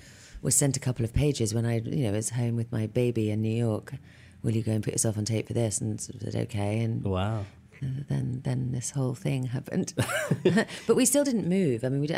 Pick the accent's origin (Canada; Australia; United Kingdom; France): United Kingdom; England; now in United States; But you know, I grew up in England, I've seen, by the time I was making Emma, I'd probably seen at least eight Hamlets.